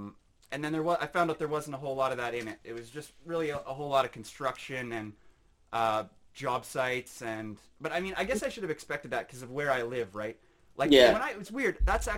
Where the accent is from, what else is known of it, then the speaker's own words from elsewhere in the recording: Saskatoon, Saskatchewan, Canada; Well, I grew up in Canada, so Saskatoon, Saskatchewan.